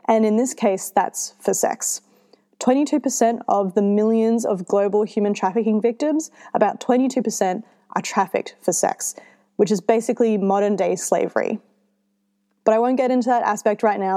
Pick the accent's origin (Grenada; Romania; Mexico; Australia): Australia; I'm Australian